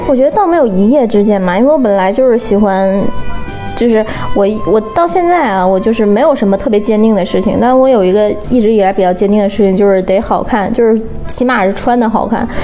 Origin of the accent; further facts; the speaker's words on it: Northeast China, China; accent: Northeastern Mandarin; moved away; 我们东北人出门在外不容易